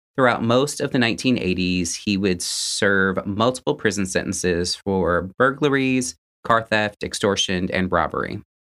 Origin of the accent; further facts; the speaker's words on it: United States; We're just American folk